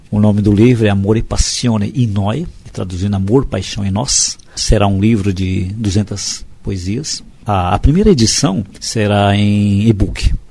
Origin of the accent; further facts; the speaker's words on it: Guaratinguetá, São Paulo, Brazil; now in São Paulo, Brazil; sou do interior, eu sou de Guaratinguetá